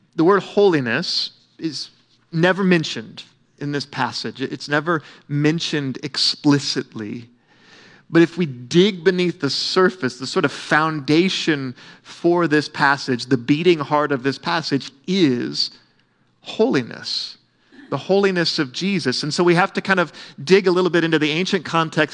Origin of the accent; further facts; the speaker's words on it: Oklahoma, United States; I grew up swimming in Melbourne Lake